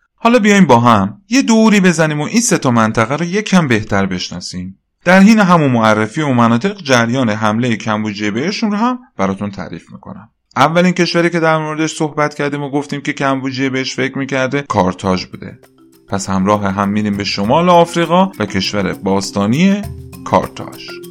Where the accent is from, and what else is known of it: Iran